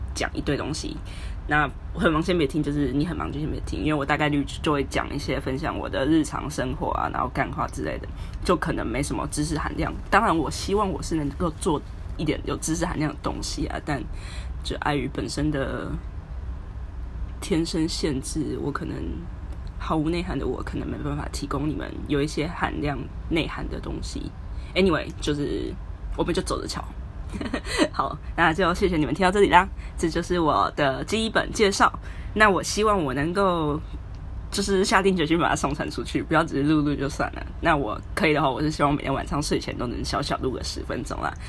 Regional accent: Taiwan; moved away as an adult; now in Hong Kong; 我是一个在香港的实习仔。哦，我是台湾人啊

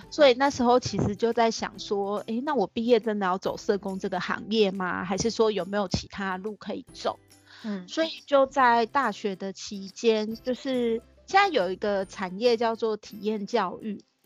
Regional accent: Tainan, Taiwan; now in Taipei, Taiwan; 我是台南人啦，但是嗯我现在在台北工作嗯，然后大学主要念的是社工系

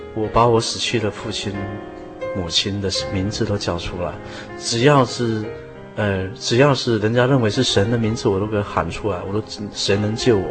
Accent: Hualien County, Taiwan; also born or lived in Guanshan, Taitung County, Taiwan; 我出生于台东县的嗯哼。关山镇

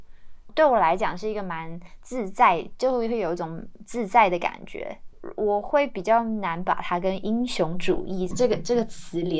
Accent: Tainan, Taiwan; moved away as an adult; also born or lived in Pingtung / Taipei; now in Taichung, Taiwan; 我就是回到台南家住，然后。呃，比较有意识的，也比较刻意的，想要去重新了解这个我呃从小长大的这个城市，这样。

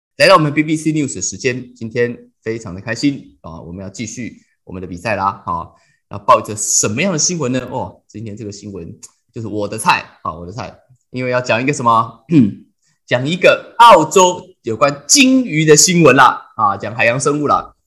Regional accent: Taipei, Taiwan; moved away as an adult; also born or lived in Taichung / Yunlin; 我在台北长大的。好，这个大学的时候，好，我就搬去台中

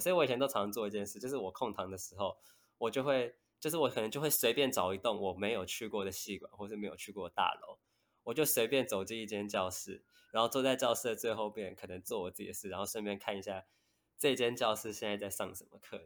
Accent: Taipei, Taiwan; 我算是土生土长的台北人这样

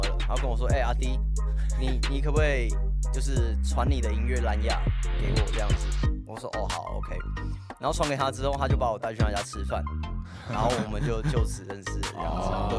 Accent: Taichung, Taiwan; 土生土长，从出生到现在都住在台中。

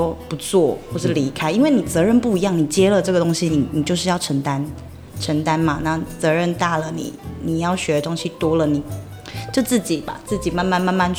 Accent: Taitung County, Taiwan; 我我小时候是在台东长大嘛，那你一直有都有在接收阿美族文化，就是爸爸这边的文化传承的部分

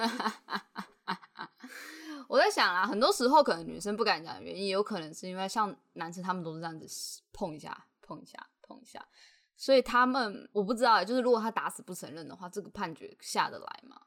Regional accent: Tainan, Taiwan; 因为我是台南人嘛，那我国高中基本上要不就 就是搭校车回家，要不就是妈妈来载

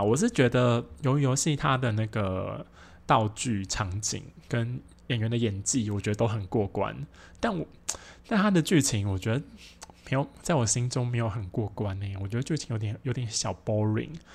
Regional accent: Taoyuan, Taiwan; 我们是高中同学嘛，我们都是桃园人

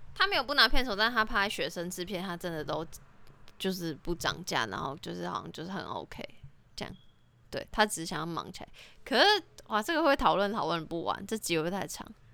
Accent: Taiwan; 我那一届只有我一个台湾人去

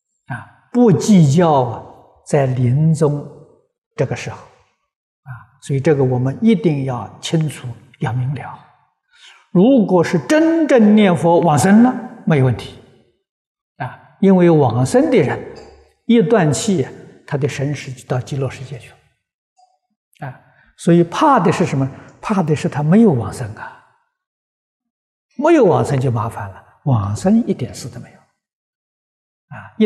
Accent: China; 我们中国人讲灵魂呢，走了没有？没走。

